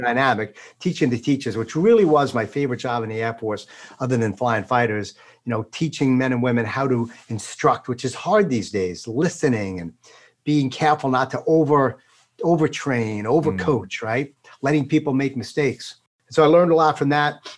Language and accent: English; East Islip, New York, United States; grew up in Long Island, out in uh, a place called East Islip, Islip Terrace, uh, south central part of Suffolk